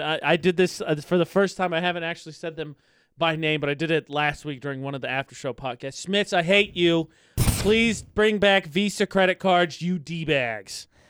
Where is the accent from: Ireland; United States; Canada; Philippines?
United States; Lafayette, Indiana; now in Utah, United States; in my hometown, in my county